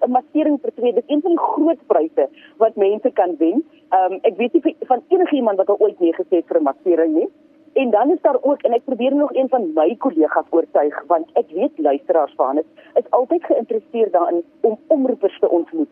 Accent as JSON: {"language": "Afrikaans", "country": "South Africa", "said": "Ons is mos Suid-Afrikaners"}